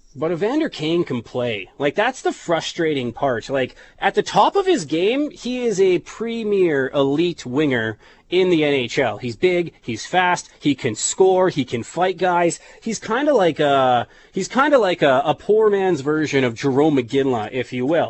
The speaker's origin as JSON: {"language": "English", "town": "Saskatoon", "region": "Saskatchewan", "country": "Canada", "said": "I'm from Saskatoon."}